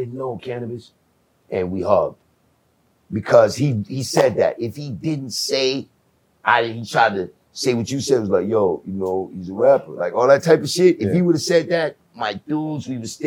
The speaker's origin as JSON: {"language": "English", "country": "Jamaica", "said": "Overseas, I'm Jamaican"}